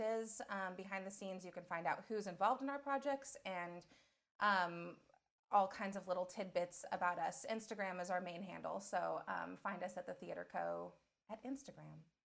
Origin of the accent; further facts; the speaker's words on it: Fresno, California, United States; now in Portland, United States; I come from Fresno, California, which has one theater in it